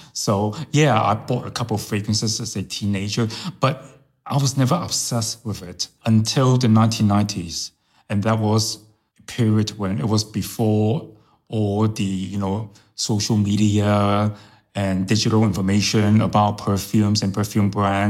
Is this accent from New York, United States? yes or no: yes; New York, United States; first language Chinese; English is a second language; also born or lived in Hong Kong; I was born in Hong Kong, but I was brought up in New York.